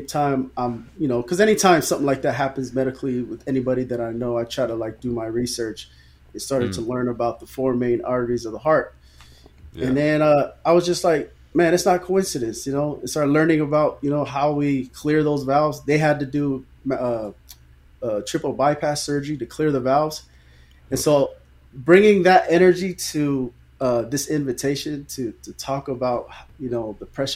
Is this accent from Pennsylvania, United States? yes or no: no; Newark, California, United States; also born or lived in Redwood City, California; grew up in Newark all my life, went to Snow Elementary, Newark Junior High, graduated in 2001 from Newark Memorial.